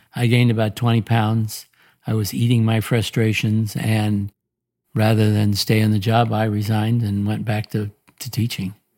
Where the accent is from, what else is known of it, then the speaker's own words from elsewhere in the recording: Portland, Oregon, United States; moved away as an adult; also born or lived in Omaha, Nebraska / Indiana; born and raised in Portland, Oregon